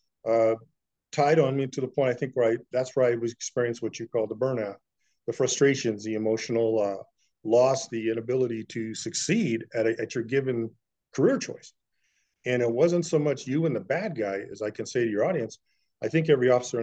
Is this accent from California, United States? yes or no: yes; San Diego County, California, United States; I was born essentially on the Indian Reservation, San Diego County, California. Grew up on the res, public school, the whole thing